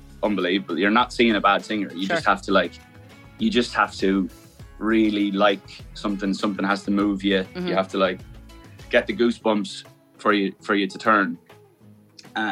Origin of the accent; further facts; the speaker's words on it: Ireland; being Irish, playing at home